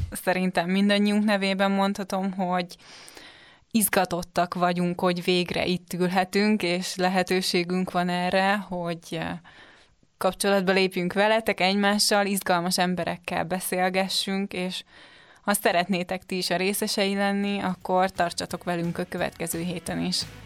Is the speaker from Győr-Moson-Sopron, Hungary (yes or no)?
no; Budapest, Hungary; Én Budapestről jöttem, most is Budapesten